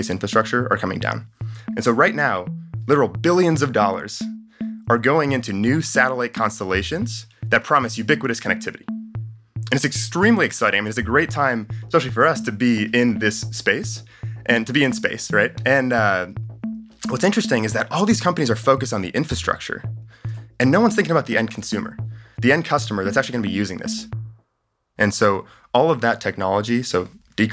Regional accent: Chicago, Illinois, United States; I'm from Chicago

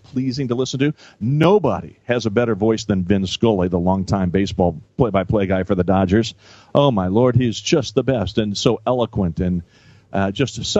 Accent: Lincoln, Illinois, United States; I'm from Lincoln, Illinois

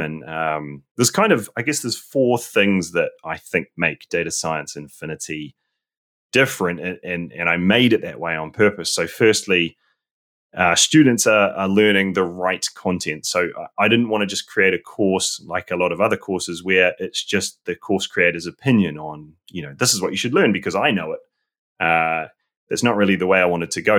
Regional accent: New Zealand; moved away as an adult; now in London, United Kingdom; I'm originally from New Zealand and I, I gr-, was born there, grew up there

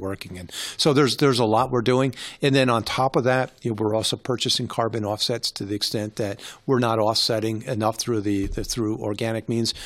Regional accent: New York, United States; I grew up in New York

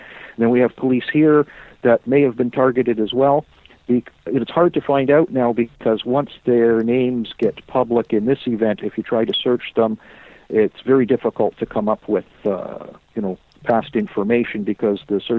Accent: Canada; but we're Canadian, we can do hockey.

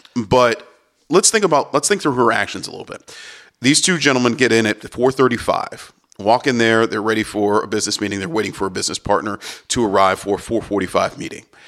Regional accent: Cleveland, Ohio, United States; I'm from Cleveland, and I know that part of Cleveland, that West Side area

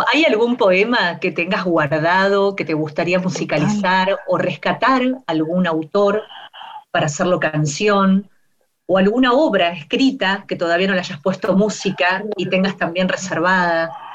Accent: Argentina; nuestras radios argentinas

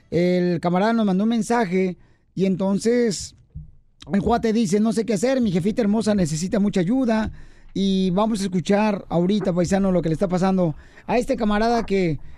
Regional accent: El Salvador; now in United States; Cuando me vine de mi tierra, El Salvador

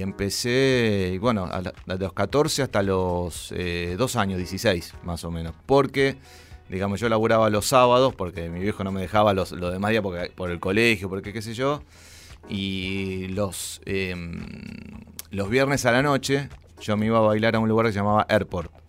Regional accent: Buenos Aires, Argentina; Nací en Villa Crespo, en, bueno, ahí eh, en Araos

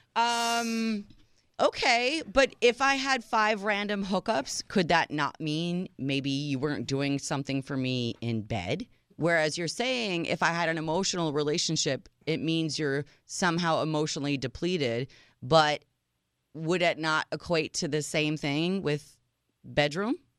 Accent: Chicago, Illinois, United States; moved away; my hometown, Chicago

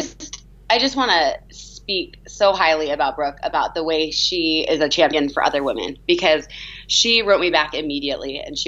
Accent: California, United States; moved away as an adult; also born or lived in San Francisco / Boston; now in Salt Lake City, United States; I'm from California

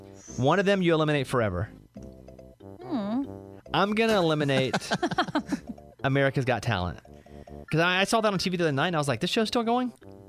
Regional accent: Arkansas, United States; Growing up in Arkansas, we didn't have a lot of Arkansans that we could have looked up to as someone who left, was proud, and made a name saying, hey, I'm from Arkansas.

